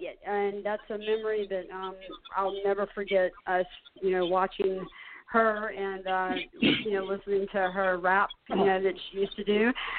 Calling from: Charleston, South Carolina, United States; I'm calling from Charleston, South Carolina.

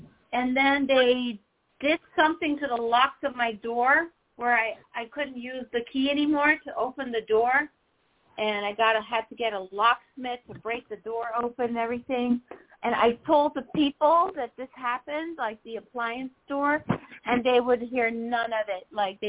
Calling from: New York, United States; From New York.

